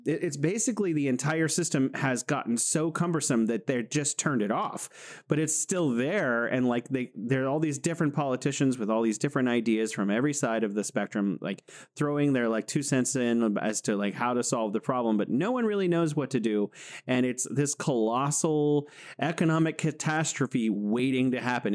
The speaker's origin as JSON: {"language": "English", "region": "California", "country": "United States", "moved": "as an adult", "lives_now": "Wuhan, China", "said": "I'm originally from California in the United States, but I'm living here in beautiful Wuhan, China"}